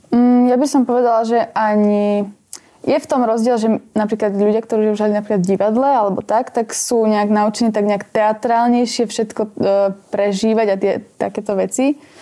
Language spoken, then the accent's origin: Slovak; Brezno, Banská Bystrica Region, Slovakia; som z Brezna